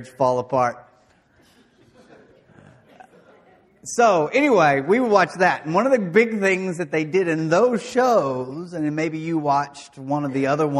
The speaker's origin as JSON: {"language": "English", "town": "De Queen", "region": "Arkansas", "country": "United States", "tie": "born or raised there", "said": "I grew up in Dequeen, Arkansas, doing things that you do in Dequeen, Arkansas."}